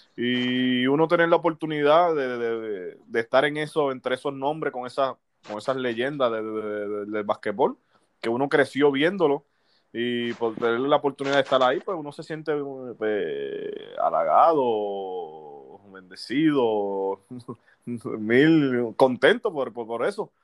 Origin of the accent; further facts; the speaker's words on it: Aguadilla, Puerto Rico; yo soy de Aguadilla natural